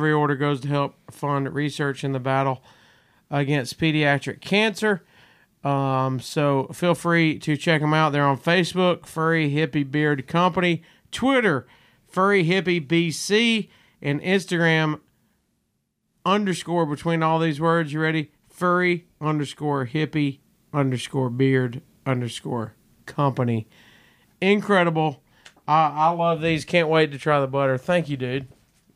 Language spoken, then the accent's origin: English; Gadsden, Alabama, United States; my hometown, Gadsden